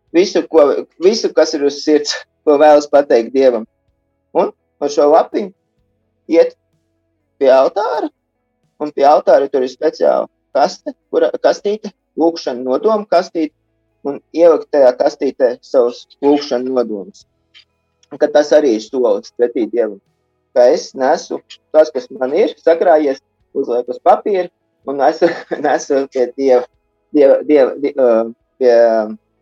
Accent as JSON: {"language": "Latvian", "region": "Riga", "country": "Latvia", "tie": "born or raised there", "also_born_or_lived": "near Augsburg, Germany", "moved": "as an adult", "lives_now": "Augsburg area, Germany", "said": "Es esmu dzimis audzis Rīgā, bet studiju laikā visu, visi dzīves ceļi veda tālāk no Rīgas"}